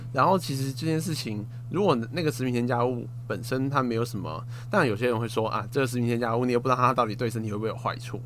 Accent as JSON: {"language": "Chinese", "region": "Kaohsiung", "country": "Taiwan", "tie": "born or raised there", "said": "你像我高雄人"}